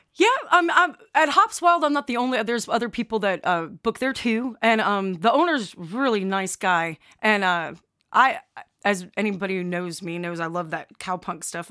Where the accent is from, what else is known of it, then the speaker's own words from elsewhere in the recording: Chicago, Illinois, United States; now in Alabama, United States; originally I'm from Chicago